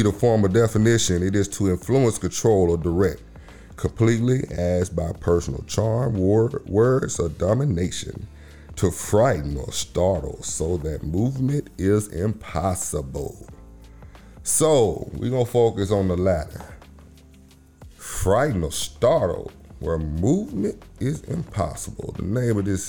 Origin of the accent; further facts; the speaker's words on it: Memphis, Tennessee, United States; moved away; I am from that dirty water. I'm from Memphis, Tennessee